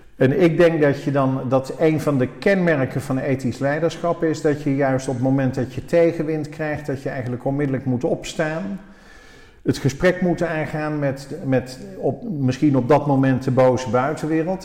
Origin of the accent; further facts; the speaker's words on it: Oosterhout, North Brabant, Netherlands; moved away; also born or lived in Breda; onze roots liggen in Oosterhout. Ik ben er al 40 jaar weg, maar ik ben er geboren en getogen